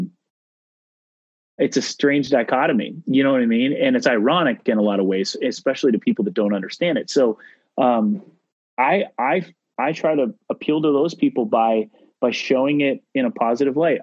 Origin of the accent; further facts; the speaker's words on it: Midwest, United States; I grew up in the Midwest, white-tailed deer and fishing and grouse and ducks and pheasants.